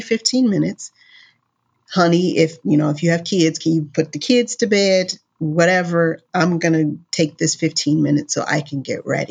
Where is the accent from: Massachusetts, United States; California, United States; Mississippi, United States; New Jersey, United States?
California, United States; Los Angeles; I'm from Los Angeles. I live in Los Angeles